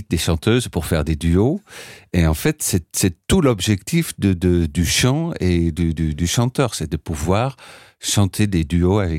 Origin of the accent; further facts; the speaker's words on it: Amsterdam, North Holland, Netherlands; now in Paris, France; d'Amsterdam, oui.